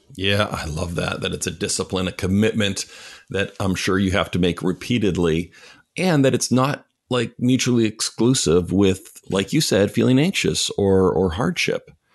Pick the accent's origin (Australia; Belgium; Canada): Canada; moved away; also born or lived in Chicago; I'm Canadian